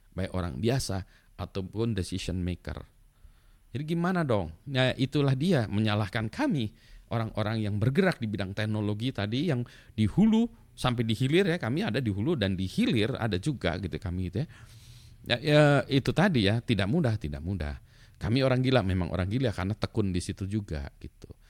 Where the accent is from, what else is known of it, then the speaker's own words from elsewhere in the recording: Indonesia; cuma pasportnya aja orang Indonesia